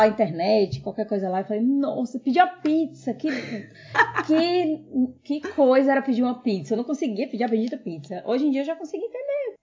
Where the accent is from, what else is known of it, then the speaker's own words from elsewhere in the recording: Brazil; now in Australia; eu sou brasileira, eu não consigo deixar as minhas raízes de lado.